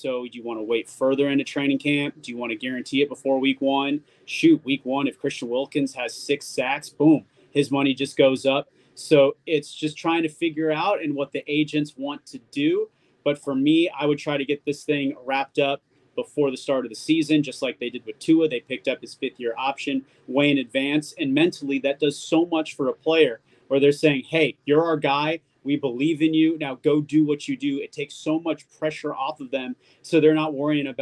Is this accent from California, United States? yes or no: yes; Los Angeles, California, United States; moved away as an adult; also born or lived in Green Bay; now in Miami, United States; I'm from Los Angeles.